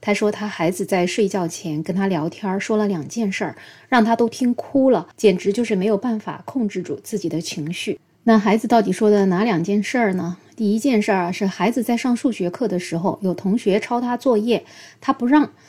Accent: China; 所以经常有人说，哎，我们中国人为什么不快乐呢？

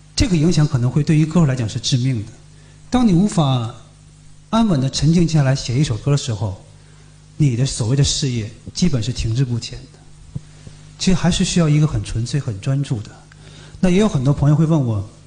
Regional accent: Harbin, Heilongjiang, China; now in Beijing, China; 哈尔滨我们的老家冬天那么冷

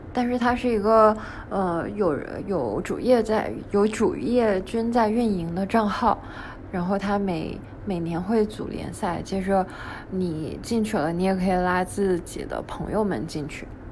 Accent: China; 我们中国人

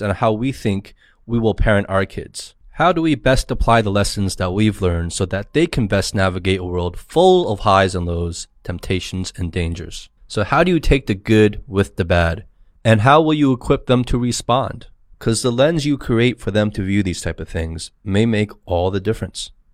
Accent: New Jersey, United States; moved away; two guys I grew up with in Jersey

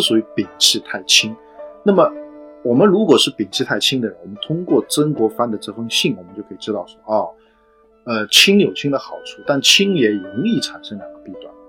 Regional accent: China; 可能我们中国人只能去感受

